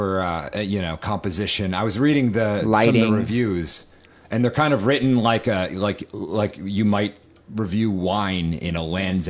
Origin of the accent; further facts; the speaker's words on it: New England, United States; I'm from New England, you know? We're Puritans. I'm, at heart, I'm a Puritan.